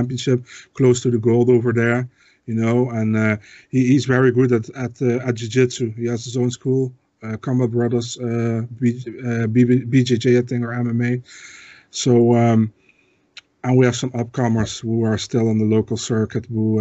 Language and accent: English; Netherlands; English is a second language; I'm from the Netherlands